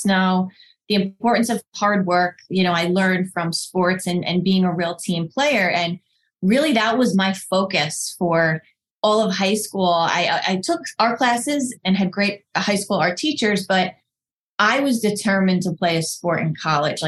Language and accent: English; Northern New Jersey, United States; I grew up in Northern New Jersey, the youngest of 4 kids